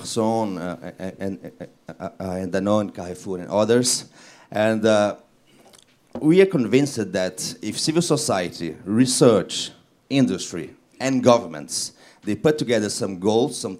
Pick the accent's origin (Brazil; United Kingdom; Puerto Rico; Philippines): Brazil; moved away; I was born in Brazil